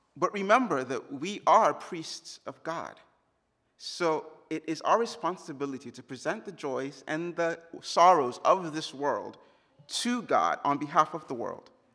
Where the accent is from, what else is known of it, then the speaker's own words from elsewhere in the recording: Jos, Plateau, Nigeria; moved away; in Jos, the hometown, my hometown, where I grew up